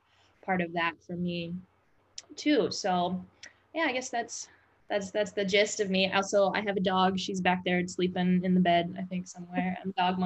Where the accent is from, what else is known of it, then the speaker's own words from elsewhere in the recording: Midwest, United States; moved away as an adult; also born or lived in New Orleans; I grew up in the Midwest